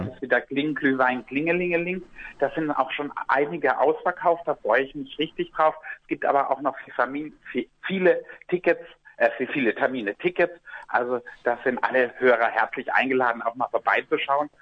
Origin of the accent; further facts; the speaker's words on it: Black Forest, Baden-Württemberg, Germany; mit meiner Heimat, die ich sehr liebe, verbinde. Und der Schwarzwald